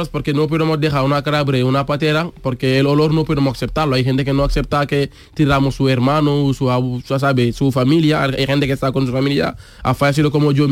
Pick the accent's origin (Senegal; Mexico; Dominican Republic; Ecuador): Senegal; Spanish is a second language; moved away as an adult; also born or lived in Mbour, Senegal; now in Seville, Spain; soy de Senegal y digamos soy de África.